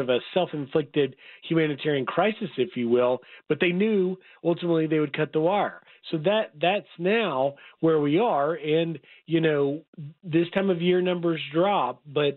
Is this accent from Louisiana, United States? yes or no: no; Memphis, Tennessee, United States; I'm a kid from Memphis, Tennessee. I grew up with the Rendezvous restaurant